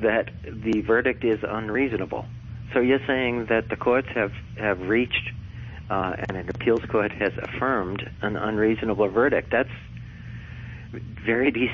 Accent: United States; I'm an American

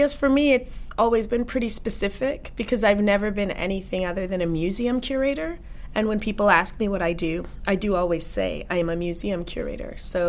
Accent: North Hollywood, California, United States; also born or lived in Washington, D.C.; So I lived in D.C. as a little girl, and then my parents moved to L.A., and so I grew up in North Hollywood in the Valley.

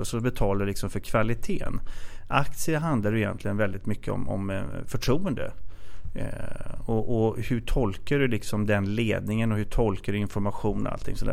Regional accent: Katrineholm, Södermanland, Sweden; moved away as an adult; now in Stockholm, Sweden; Jag kommer från eh, Katrineholm som är en typisk arbetarkommun och sen flyttade jag upp till eh, Stockholm i 20-årsåldern

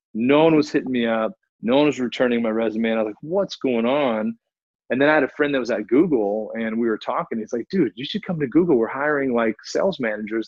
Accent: Fort Worth, Texas, United States; moved away as an adult; also born or lived in Chicago / Bay Area, California; I was born and raised in Fort Worth, Texas

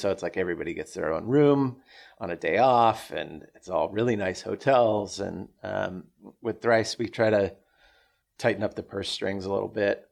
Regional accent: Orange County, California, United States; I grew up in Orange County

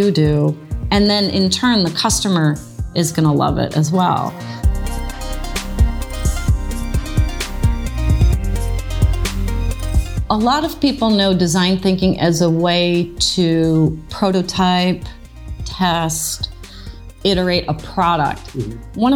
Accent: the Midwest outside of Chicago, Illinois, United States; moved away as an adult; also born or lived in Prague; now in San Francisco, United States; I grew up in the Midwest outside of Chicago, very typical childhood

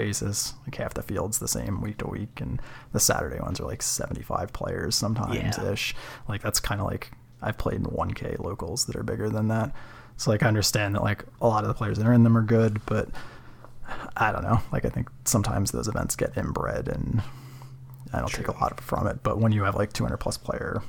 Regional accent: Philadelphia, Pennsylvania, United States; I grew up in Philly, but moved to the suburbs

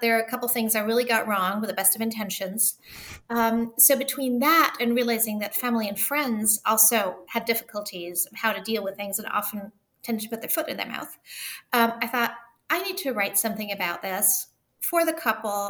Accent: Germany; also born or lived in Liechtenstein / Oxford, United Kingdom; now in Pennsylvania, United States; So I'm half German and half French. I was raised in Germany, and we've moved in a lot of different countries

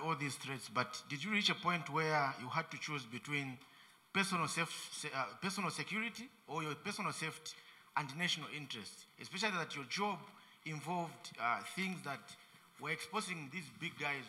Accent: Zambia; I'm a journalist from Zambia.

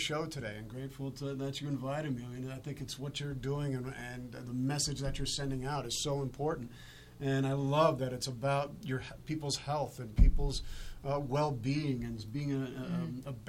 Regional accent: Arvada, Colorado, United States; also born or lived in Denver; I was born and raised in Colorado. Arvada is where my hometown is.

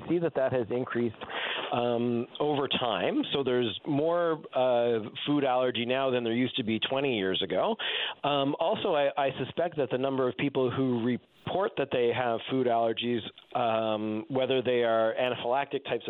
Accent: Newfoundland and Labrador, Canada; I'm from Newfoundland, and most of my family is here, and it's home for me

